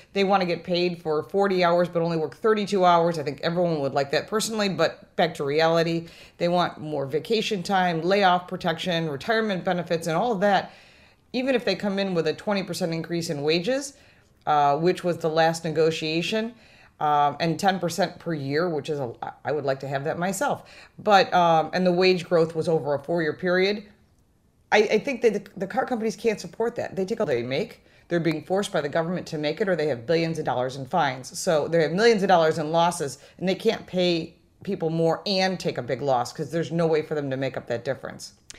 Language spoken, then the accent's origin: English; Detroit, Michigan, United States; moved away; also born or lived in Western New York; I'm originally from Detroit